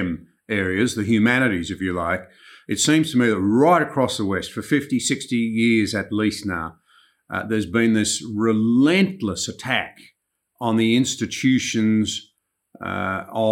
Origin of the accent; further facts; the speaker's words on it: Australia; as an Australian looking at America